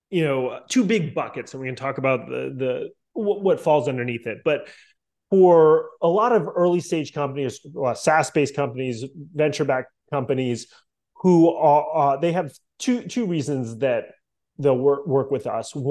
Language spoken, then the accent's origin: English; Boston, Massachusetts, United States; moved away as an adult; now in Miami, United States; I grew up in Boston